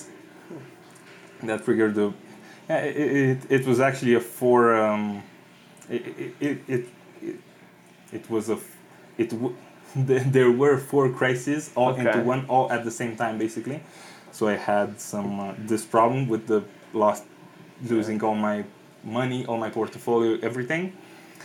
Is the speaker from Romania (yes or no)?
yes; Constanța, Constanța County, Romania; moved away as an adult; now in Mexico; I've been living there 26 years.